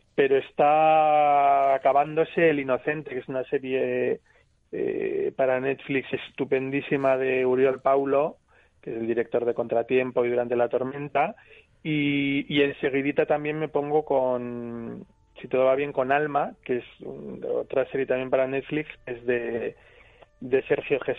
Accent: Basque Country, Spain; soy vasco

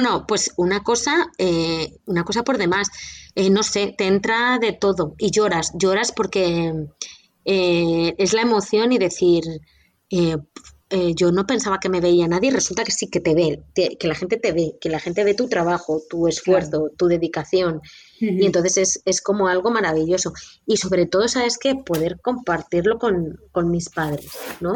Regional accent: Castilla-La Mancha, Spain; alguien de Castilla-La Mancha, de mi tierra

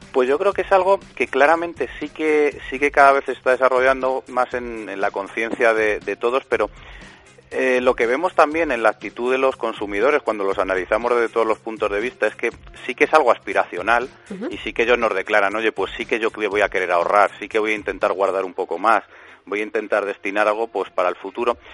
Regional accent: Spain

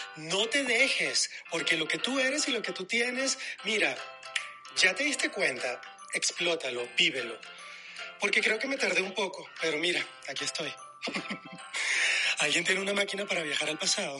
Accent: Venezuela; moved away as an adult; also born or lived in Madrid, Spain; now in Mexico City, Mexico; después de haber abandonado mi país, Venezuela

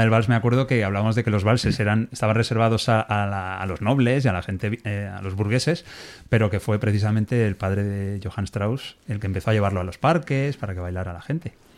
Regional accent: Alcalá de Henares, Community of Madrid, Spain; also born or lived in Navarre; yo nací en Alcalá de Henares

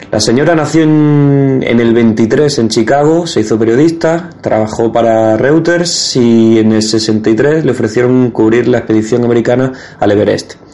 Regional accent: Andalusia, Spain; tampoco sé pronunciar Ascensión porque soy andaluz

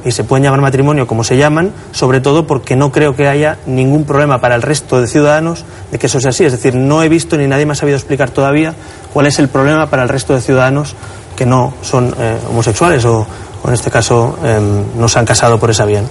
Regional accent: Catalonia, Spain; En mi tierra

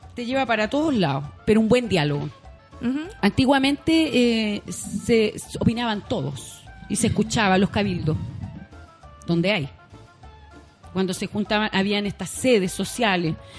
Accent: Punta Arenas, Magallanes and Chilean Antarctica, Chile; moved away; yo vengo de Punta Arenas

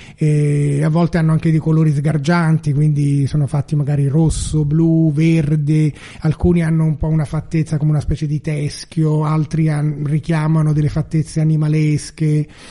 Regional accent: Florence, Tuscany, Italy; io che sono fiorentino

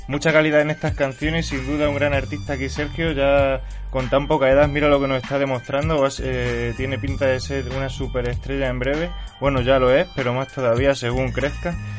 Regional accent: Extremadura, Spain; yo también soy extremeño

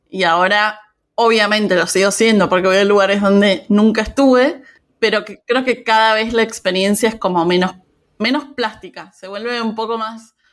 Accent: Argentina; Argentina, yo soy argentina, claramente por mi acento.

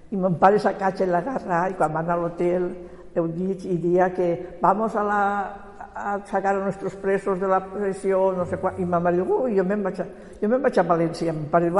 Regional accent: Quart de Poblet, Valencian Community, Spain; born there; Jo a quart.

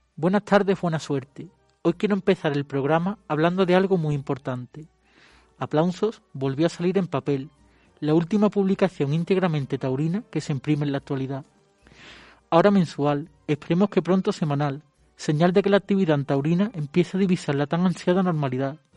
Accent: Écija, Andalusia, Spain; yo nací en Écija, tierra de toros

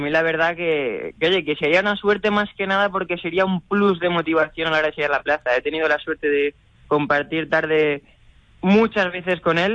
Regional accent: Valeria, Castilla-La Mancha, Spain; sin olvidarnos nunca de, esas raíces manchegas, ¿no? De, mi pueblo, de Valeria y de toda mi familia

